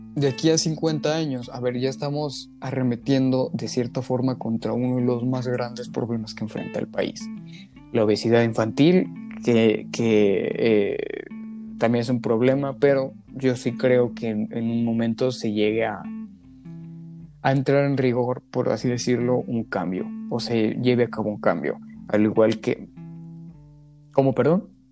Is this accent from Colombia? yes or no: no; Mexico; en mi caso particular como mexicano